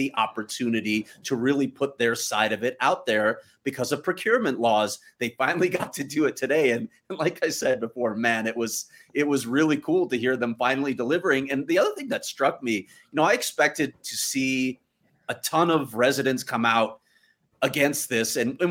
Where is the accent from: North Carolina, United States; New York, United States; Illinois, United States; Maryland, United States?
Illinois, United States; Chicago; I grew up in Chicago. Try getting to United Center.